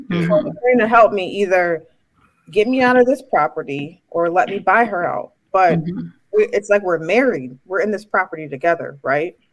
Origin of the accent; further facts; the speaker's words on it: Chicago, Illinois, United States; I'm from Chicago